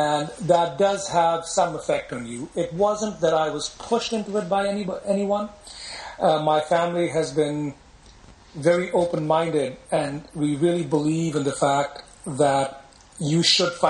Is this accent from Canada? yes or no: no; Pakistan; also born or lived in Los Angeles, United States / England; now in United States; When they finished their studies, they went back to Pakistan. And, of course, I went with them since I had no choice at that point. I was, you know, a few years old. So that is my background. I grew up there